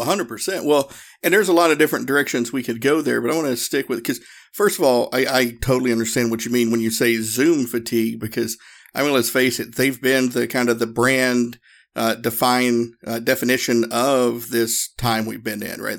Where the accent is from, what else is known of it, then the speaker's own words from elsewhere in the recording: the South, United States; me and my, my training partner, partner at the time, we're both from the South